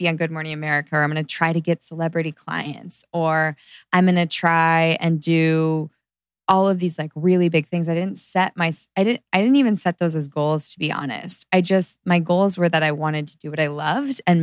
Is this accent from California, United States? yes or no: yes; Orange County, California, United States; moved away as an adult; now in Los Angeles, United States; I grew up in Orange County, so I've got a lot of friends there from high school and college